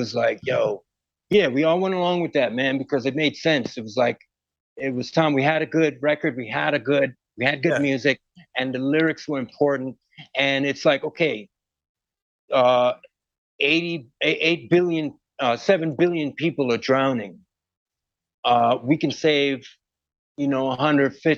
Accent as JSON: {"language": "English", "town": "Westbury", "region": "New York", "country": "United States", "tie": "born or raised there", "also_born_or_lived": "Port of Spain, Trinidad and Tobago", "said": "I'm from Westbury."}